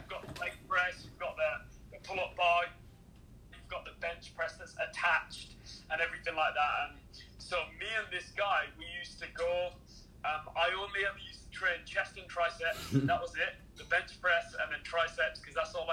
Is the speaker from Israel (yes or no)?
no; England, United Kingdom; moved away as an adult; now in Canada; Grew up in England